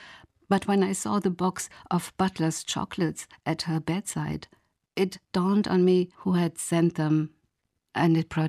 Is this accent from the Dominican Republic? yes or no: no; Germany; also born or lived in Sligo, Ireland; now in Ireland; I told him about my hometown on the Rhine